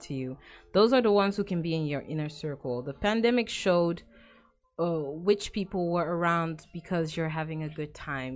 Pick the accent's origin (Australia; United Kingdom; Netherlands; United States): Netherlands; The Hague, South Holland; I grew up in The Hague